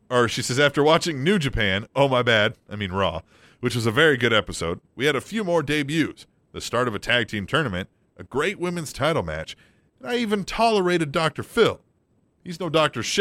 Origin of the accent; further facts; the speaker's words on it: Australia; Except I didn't have that when I grew up in Australia.